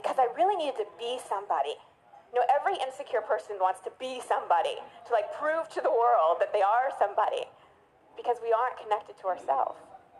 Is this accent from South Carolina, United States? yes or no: no; Dallas, Texas, United States; I grew up in Dallas. I thought I could go far away to college. I went to Northwestern in Chicago and reinvent myself.